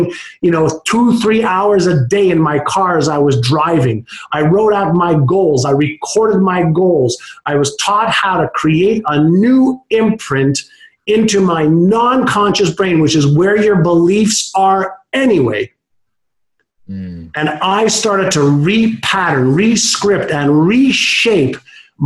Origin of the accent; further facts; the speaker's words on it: Montreal, Quebec, Canada; first language Hebrew; English is a second language; also born or lived in Israel; when I moved at 5 years old from Israel to Montreal, I spoke Hebrew